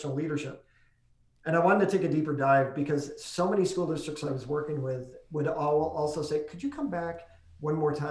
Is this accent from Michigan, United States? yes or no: no; New York, United States; I come from New York State